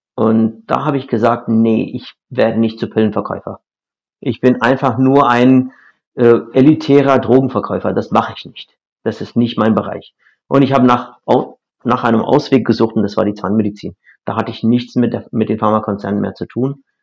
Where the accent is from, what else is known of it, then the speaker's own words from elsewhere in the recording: India; German is a second language; moved away as an adult; now in Germany; ursprünglich in Indien, das ist meine Heimat